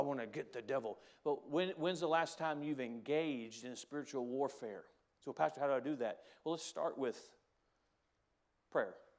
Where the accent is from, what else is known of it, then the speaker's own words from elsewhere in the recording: United States; I'm an American, because I'm proud to be an American